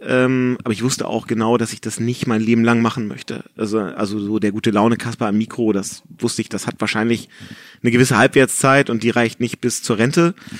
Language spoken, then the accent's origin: German; Hamburg, Germany; in Hamburg-Rissen, wo ich aufgewachsen bin